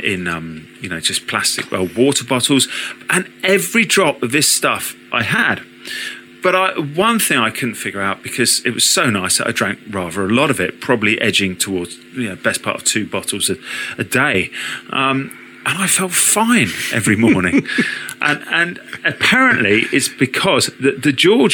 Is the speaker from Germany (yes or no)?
no; United Kingdom; being British